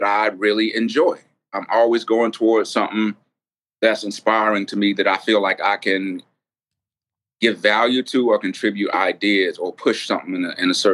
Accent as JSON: {"language": "English", "town": "Atlanta", "region": "Georgia", "country": "United States", "said": "I'm like from Atlanta"}